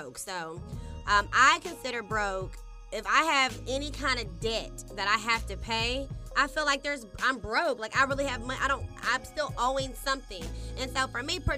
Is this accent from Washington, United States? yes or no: no; Dallas, Texas, United States; moved away; I came from Dallas, Texas